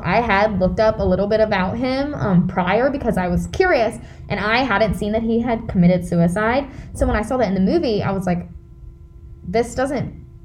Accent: United States; me as an American

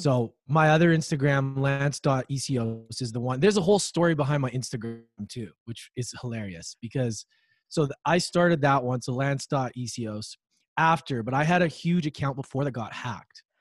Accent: Edmonton, Alberta, Canada; moved away; I grew up in Edmonton, Alberta, Canada

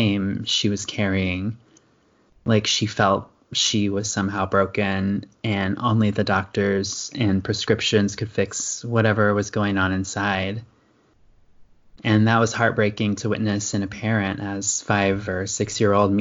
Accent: Indiana, United States; now in Pacific Coast, United States; I grew up in Indiana in a conservative small town

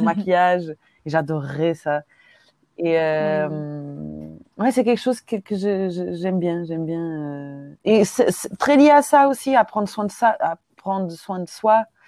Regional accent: Lisbon, Portugal; French is a second language; moved away as an adult; now in Brussels, Belgium; Oui, j'ai grandi au Portugal, à Lisbonne

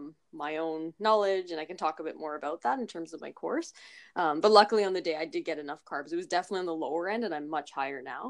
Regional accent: Toronto, Ontario, Canada; in Toronto in my hometown

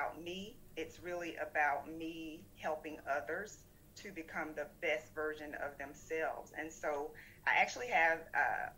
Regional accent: South Florida, United States; moved away as an adult; also born or lived in Georgia; I grew up in South Florida, born to a teen

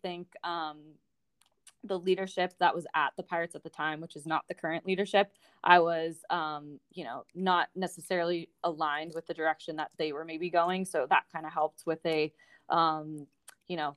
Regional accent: Pittsburgh, Pennsylvania, United States; moved away as an adult; also born or lived in St. Louis / Denver; it was in my hometown

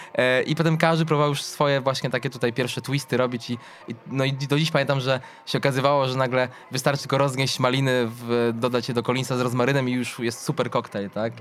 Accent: Lublin, Lublin Voivodeship, Poland; spacerując po centrum Lublina, mojego rodzinnego miasta

